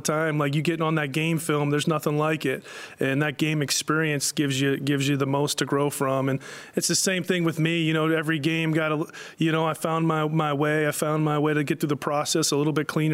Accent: Pittsburgh, Pennsylvania, United States; moved away; I grew up in Pittsburgh

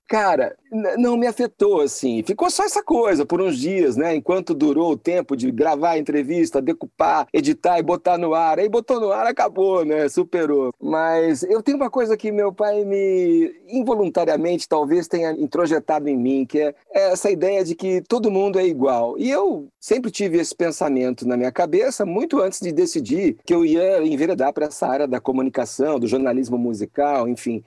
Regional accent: Campinas, São Paulo, Brazil; Campinas, que é a minha cidade, é onde a gente é, tinha a banda, onde eu nasci, onde eu formei essa banda com os amigos

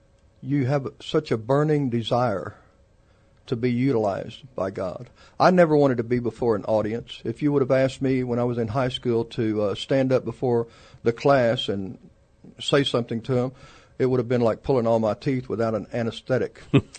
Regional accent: San Antonio, Texas, United States; also born or lived in Poteet, Texas / Tulsa, Oklahoma; I've been in San Antonio all my life. We did have a 2-year hiatus when we were in Tulsa, Oklahoma for a while. We've been here, and San Antonio's home.

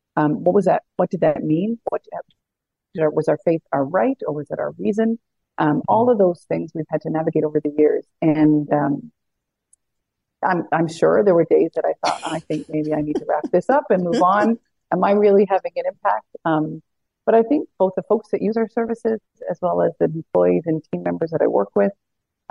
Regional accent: Newfoundland and Labrador, Canada; moved away as an adult; also born or lived in Ottawa; I grew up in Newfoundland

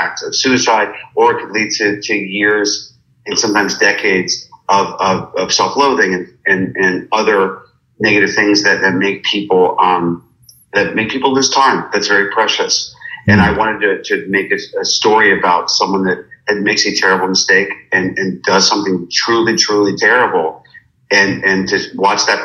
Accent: Pittsburgh, Pennsylvania, United States; growing up in Pittsburgh

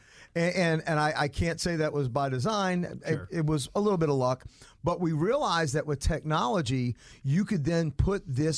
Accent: New Orleans, Louisiana, United States; now in Atlanta, United States; I'm originally from New Orleans

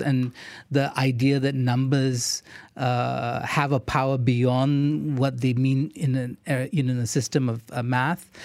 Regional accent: India; I'm Indian.

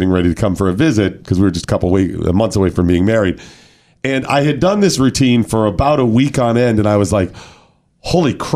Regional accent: Northeast Ohio, United States; growing up in Northeast Ohio

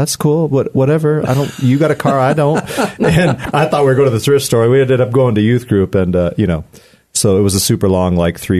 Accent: Washington, United States; now in Colorado Springs, United States; I'm from Washington State. Yeah. Okay. Born and raised over there, and in Bellingham particularly.

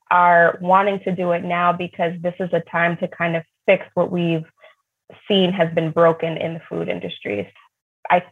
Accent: New York, United States; when I was growing up in New York

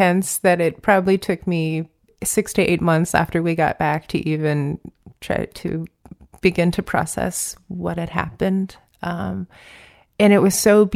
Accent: Virginia, United States; I grew up in Virginia with my mom

